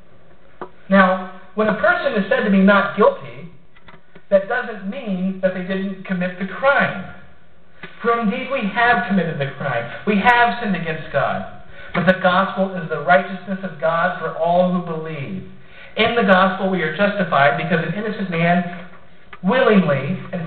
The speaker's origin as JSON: {"language": "English", "town": "Columbus", "region": "Ohio", "country": "United States", "moved": "yes", "said": "I'm from Ohio originally, Columbus to be specific"}